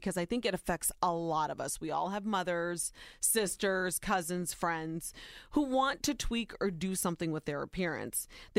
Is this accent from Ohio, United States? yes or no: yes; Ohio, United States; born or raised there